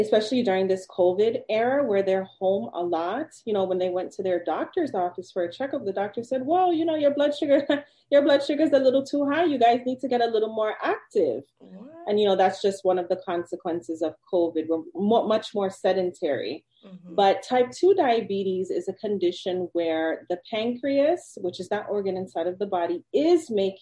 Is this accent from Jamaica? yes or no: yes; Jamaica; I'm Jamaican